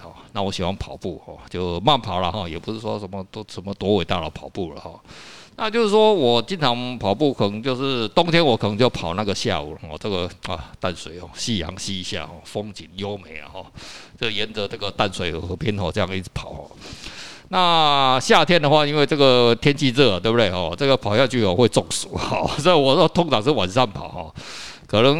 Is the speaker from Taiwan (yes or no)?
yes; Taiwan; 可是来我们台湾人哦，这些早期哦钓的是啊。真的钓来吃的